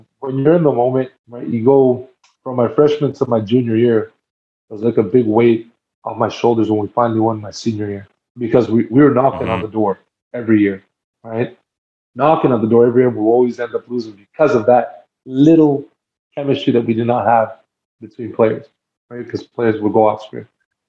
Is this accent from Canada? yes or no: yes; Canada; born there; I'm half Dominican, like my family. I was born in Canada, but my family roots are Dominican, right?